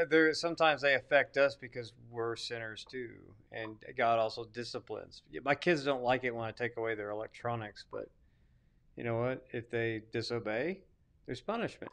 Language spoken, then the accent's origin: English; Arkansas, United States; I'm from Arkansas